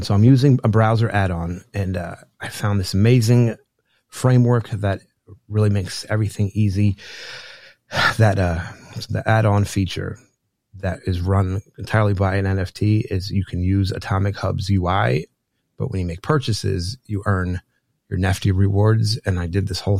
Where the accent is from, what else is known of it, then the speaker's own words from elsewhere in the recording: New Jersey, United States; I grew up in New Jersey